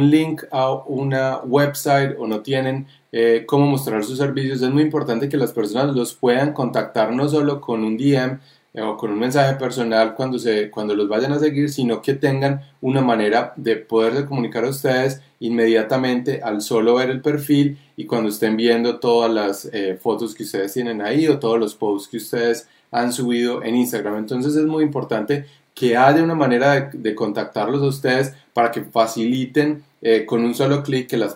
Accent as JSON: {"language": "Spanish", "country": "Colombia", "lives_now": "New York, United States", "said": "soy el eh, papá de David, que soy eh, colombiano. Eh, viviendo en Nueva York"}